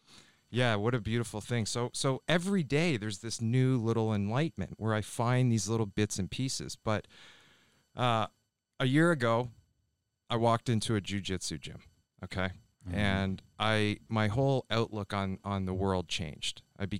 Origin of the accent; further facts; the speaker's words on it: Ontario, Canada; Yeah, and I grew up in Ontario, Canada, just outside of Toronto.